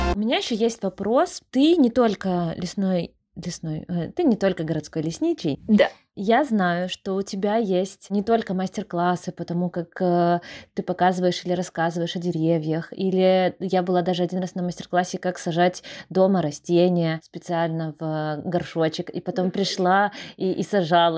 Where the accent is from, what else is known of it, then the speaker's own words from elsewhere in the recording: Brest, Brest Region, Belarus; Брест супер зеленый, он реально очень зеленый, и мне кажется, этим уже отличается наш город от многих других